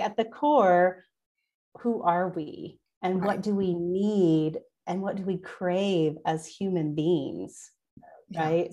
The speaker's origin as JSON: {"language": "English", "region": "Oklahoma", "country": "United States", "tie": "born or raised there", "also_born_or_lived": "Wagoner, Oklahoma", "said": "I was born and raised in Oklahoma"}